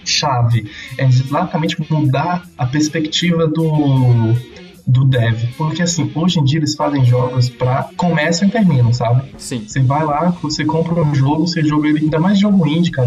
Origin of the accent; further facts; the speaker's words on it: Salvador, Bahia, Brazil; now in Ribeirão Preto, Brazil; eu sou de Salvador, Bahia, só que atualmente mora em Ribeirão